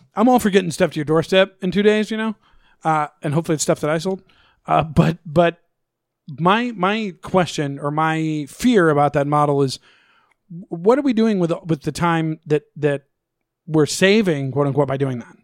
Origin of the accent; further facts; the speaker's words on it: Missouri, United States; I'm from Missouri